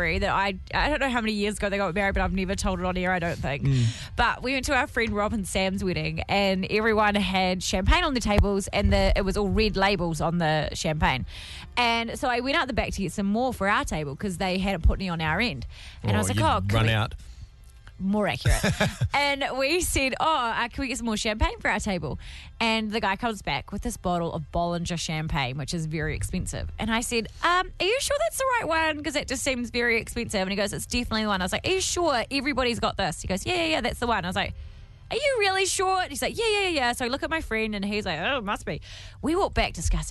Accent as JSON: {"language": "English", "town": "Timaru", "region": "Canterbury", "country": "New Zealand", "also_born_or_lived": "Masterton", "moved": "yes", "said": "I'm from Timaru"}